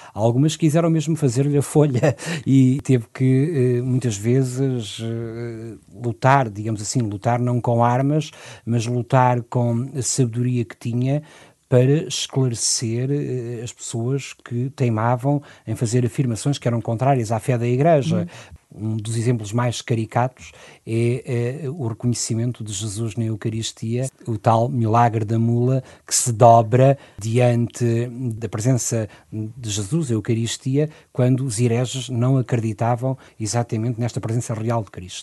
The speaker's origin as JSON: {"language": "Portuguese", "region": "Lisbon", "country": "Portugal", "tie": "born or raised there", "said": "Aqui em Lisboa, sim, sou natural de Lisboa"}